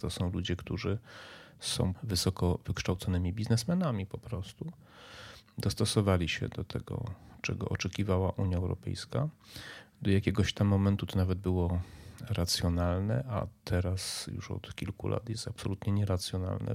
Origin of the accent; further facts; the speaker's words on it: near Medyka, Subcarpathian Voivodeship, Poland; jest 5 km, 6 od miejsca, w którym spędziłem dzieciństwo, ja tam się wychowałem